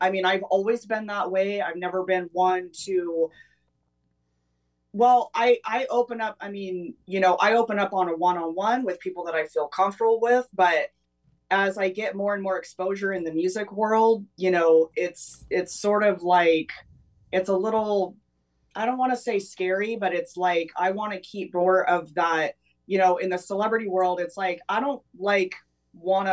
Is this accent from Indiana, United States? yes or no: no; Atascadero, California, United States; now in Los Angeles, United States; I grew up on the central coast of California. So Atascadero